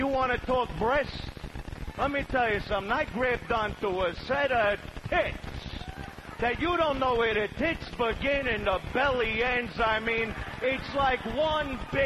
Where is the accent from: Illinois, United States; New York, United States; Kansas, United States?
New York, United States; New York City; I was born in Brooklyn, Sheepshead Bay